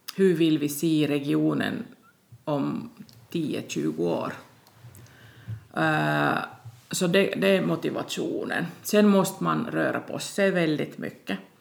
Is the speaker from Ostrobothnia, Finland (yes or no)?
no; Tornio, Lapland, Finland; moved away; also born or lived in Rovaniemi / Seinäjoki / Storkyro; Jag är född i Tornedalen, Torneå